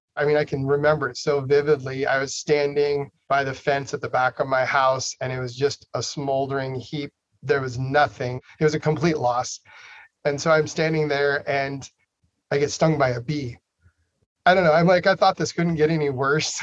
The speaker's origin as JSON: {"language": "English", "region": "Idaho", "country": "United States", "tie": "born or raised there", "said": "I was born and raised in Idaho"}